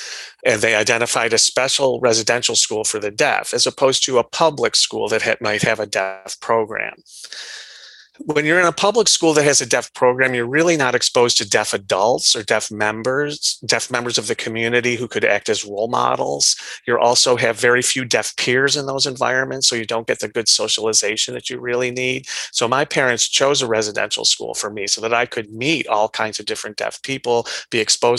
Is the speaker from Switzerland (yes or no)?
no; Iran; born there; I was born in Iran, and I was born like a perfectly normal birth